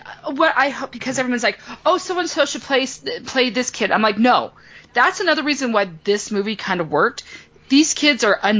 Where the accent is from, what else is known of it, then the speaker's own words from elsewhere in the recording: Kemmerer, Wyoming, United States; And I typed in my hometown, Kemmer.